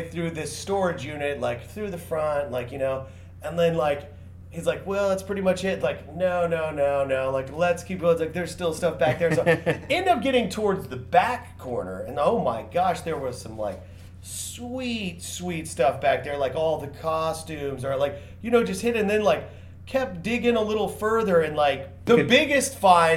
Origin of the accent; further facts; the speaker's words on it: Tulsa, Oklahoma, United States; I'm from Tulsa